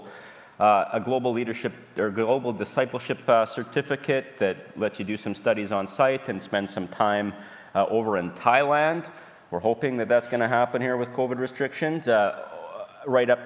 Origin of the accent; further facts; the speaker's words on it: Alberta, Canada; now in Saskatoon, Canada; we're from Saskatoon. I'm from Alberta originally.